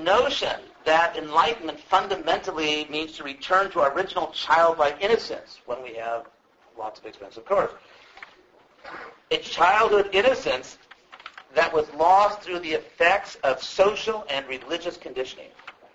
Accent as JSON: {"language": "English", "region": "West Coast", "country": "United States", "said": "I'm from the West Coast"}